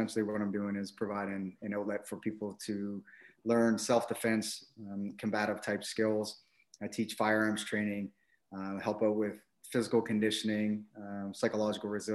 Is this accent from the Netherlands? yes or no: no; Halifax, Nova Scotia, Canada; moved away as an adult; also born or lived in Winnipeg, Manitoba / Shilo, Manitoba; now in Ottawa, Canada; Grew up in the East Coast, so born and raised in Halifax